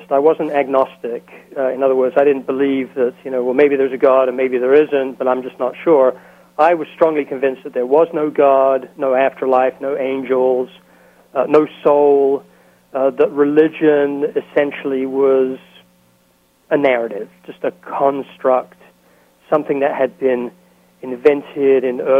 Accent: England, United Kingdom; now in United States; So the fact that I'm English, uh, I think, has allowed me to have a certain amount of special treatment.

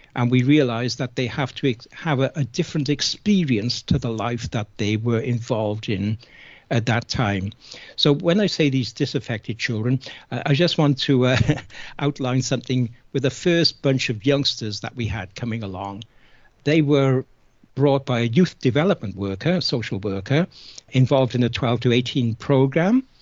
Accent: Cardiff, Wales, United Kingdom; I was born and brought up in Cardiff in South Wales in the UK just after the Second World War

